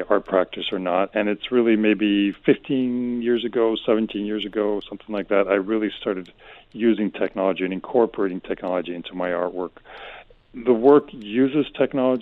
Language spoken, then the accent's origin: English; Madrid, Community of Madrid, Spain; also born or lived in United States; I was born and raised in Madrid, born to an American mother and a Spanish father. So I'm very kind of bicultural and constantly shuffling back and forth between the U.S. and Spain.